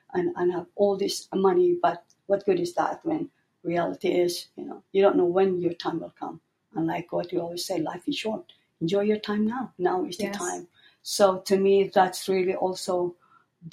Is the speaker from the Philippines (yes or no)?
yes; Philippines; moved away as an adult; also born or lived in Northern California; now in United States; I come from the Philippines in a developing country, coming to the United States, and then being able to assimilate here